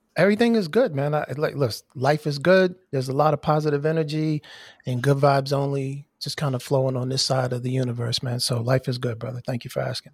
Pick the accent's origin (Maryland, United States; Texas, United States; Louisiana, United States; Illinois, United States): Maryland, United States; moved away; also born or lived in Miami / Indianapolis; I am from Maryland, born and raised.